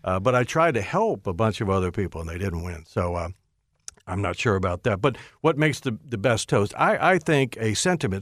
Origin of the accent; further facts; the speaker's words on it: Hyattsville, Maryland, United States; my grandmother lived next door to me growing up in Hyattsville